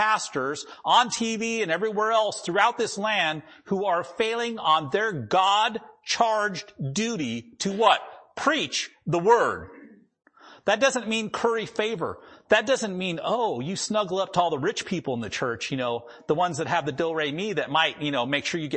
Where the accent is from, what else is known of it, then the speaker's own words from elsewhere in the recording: North Dakota, United States; first language English; now in Washington, United States; where I grew up in North Dakota